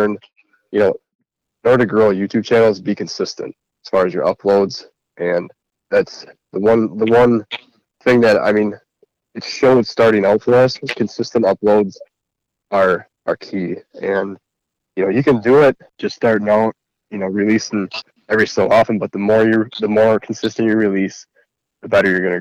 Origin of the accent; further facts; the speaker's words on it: Central Wisconsin, United States; we're from Central Wisconsin